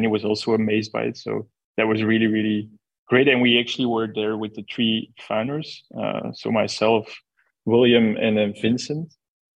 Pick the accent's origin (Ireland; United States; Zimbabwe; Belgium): Belgium; we are from Belgium